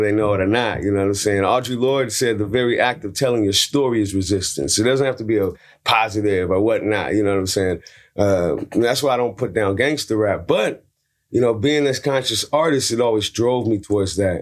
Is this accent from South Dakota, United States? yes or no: no; San Francisco, California, United States; I'm from Hunters Point, San Francisco. I got beat up twice at gunpoint, uh, before I was seventeen